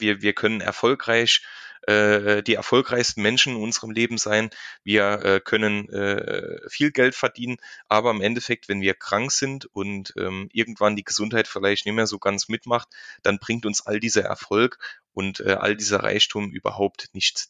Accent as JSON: {"language": "German", "region": "Saarland", "country": "Germany", "tie": "born or raised there", "accent": "Saarland dialect", "said": "hier im Saarland spricht man saarländisch"}